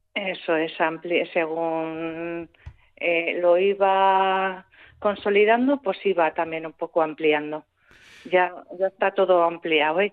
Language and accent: Spanish; Ariñez, Basque Country, Spain; la mayoría somos de Ariñez o hijos de gente de Ariñez